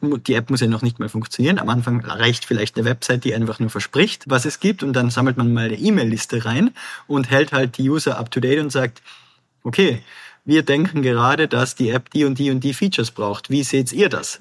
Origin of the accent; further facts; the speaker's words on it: Tyrol, Austria; moved away as an adult; also born or lived in Sweden / Vienna; Ich bin ursprünglich aus Tirol, Österreich, also aufgewachsen am Land